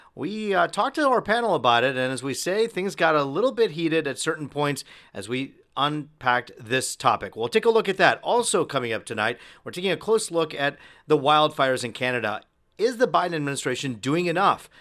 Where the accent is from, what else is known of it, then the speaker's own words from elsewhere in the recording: Troy, Michigan, United States; an Indian American kid who grew up in Troy